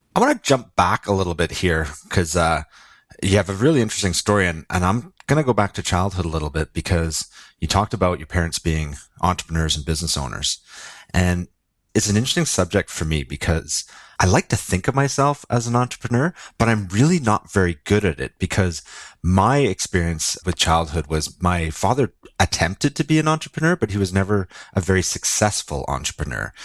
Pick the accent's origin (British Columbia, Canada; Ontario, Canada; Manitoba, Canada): British Columbia, Canada; Lower Mainland, Vancouver area; I, I grew up in the Lower Mainland, which is s-, sort of the Vancouver surrounding area.